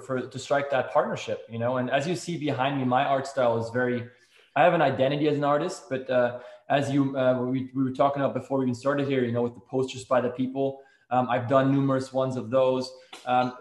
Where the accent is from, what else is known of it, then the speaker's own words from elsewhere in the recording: Switzerland; now in Seattle, United States; growing up in Switzerland